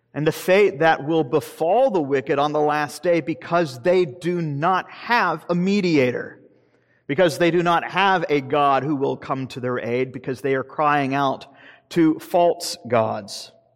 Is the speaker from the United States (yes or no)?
yes; Deep South, United States; I'm from the Deep South